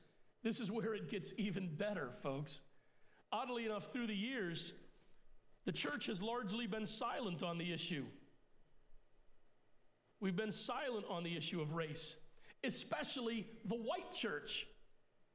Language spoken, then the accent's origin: English; Puerto Rico; I was born in Puerto Rico, so I'm Puerto Rican by birth, but I'm English by descent